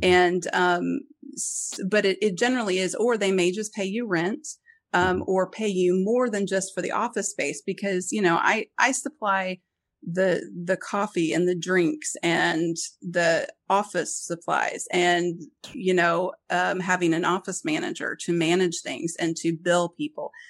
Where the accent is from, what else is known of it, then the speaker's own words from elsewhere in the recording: Springfield, Missouri, United States; where I grew up in Springfield